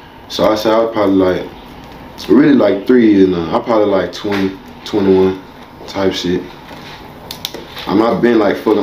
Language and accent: English; Houston, Texas, United States; I'm from Houston, Texas.